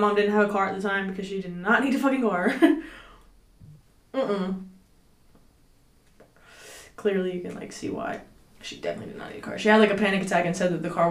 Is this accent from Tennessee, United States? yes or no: no; Cedar Hill, Texas, United States; also born or lived in Oak Cliff, Dallas; I'm from Cedar Hill, Oak Cliff, because I stayed a lot in Oak Cliff